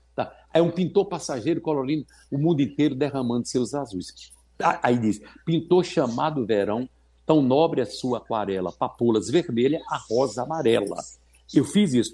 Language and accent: Portuguese; São Bento do Una, Pernambuco, Brazil; Pela primeira vez eu cantei no Cine Rex em São Bento do Una, a cidade onde eu nasci, no agreste meridional de Pernambuco